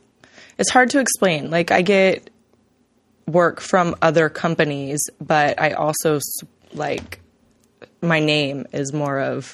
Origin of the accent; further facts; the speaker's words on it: Texas, United States; I'm from Texas.